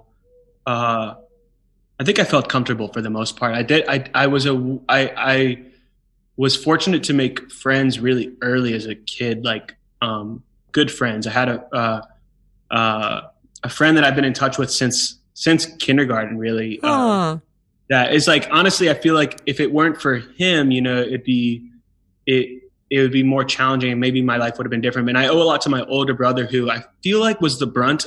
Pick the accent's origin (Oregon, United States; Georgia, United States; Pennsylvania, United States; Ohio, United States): Georgia, United States; first language Hebrew; English is a second language; also born or lived in Israel / California / Beacon, New York; I was raised in Georgia